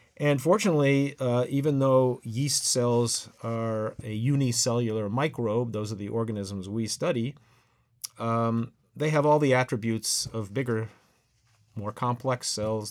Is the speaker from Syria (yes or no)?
no; Massachusetts, United States; I was born and raised in Massachusetts, and I went to high school there